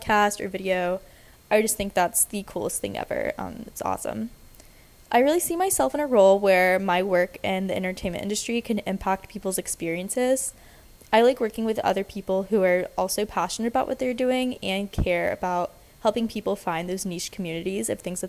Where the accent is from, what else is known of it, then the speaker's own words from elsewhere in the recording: Atlanta, Georgia, United States; moved away as an adult; now in Nashville, United States; I'm from Atlanta and I moved to Nashville about 3 years ago to start at Vanderbilt University